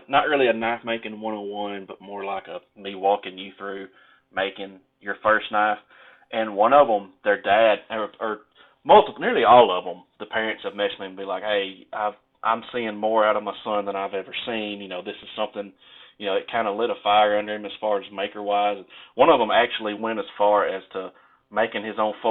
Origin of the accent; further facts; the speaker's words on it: the South, Mississippi, United States; growing up in the South, you know, and I'm in Mississippi, which is, you can't get no further south